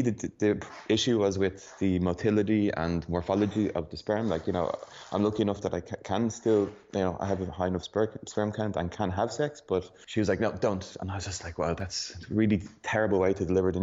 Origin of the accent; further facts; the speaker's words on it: Ireland; now in Berlin, Germany; I'm from Ireland originally, but I live in Berlin, Germany.